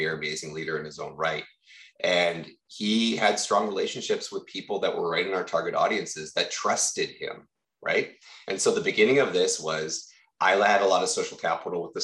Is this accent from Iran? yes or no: no; Victoria, British Columbia, Canada; I've born and raised in Victoria